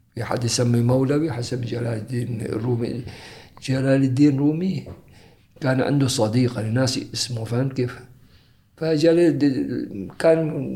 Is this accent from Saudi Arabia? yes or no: no; Muttrah, Muscat, Oman; also born or lived in Zanzibar / Moscow / Dubai; من أنا صغير لأن متعودين على حياة المطرح